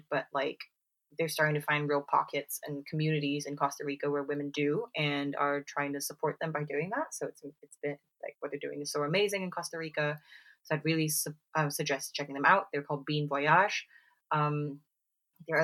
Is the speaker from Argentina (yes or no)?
no; Singapore; now in United Kingdom; growing up in Singapore